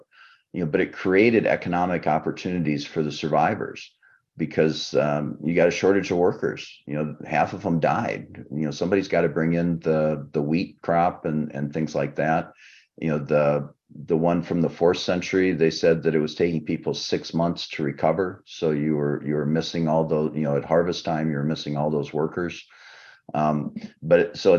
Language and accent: English; Nebraska, United States; my home state of Nebraska